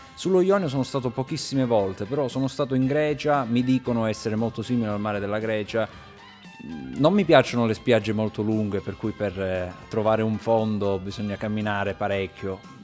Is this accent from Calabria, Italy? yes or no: yes; province of Cosenza, Calabria, Italy; accent: Cosentino; moved away as an adult; also born or lived in Padua; now in Trento, Italy; l'accento che io ritengo più comune, ma perché è il mio, perché la provincia di Cosenza è molto grande